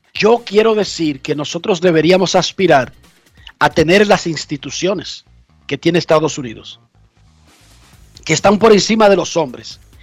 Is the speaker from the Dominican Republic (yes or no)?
yes; Dominican Republic; now in United States; Soy dominicano y soy estadounidense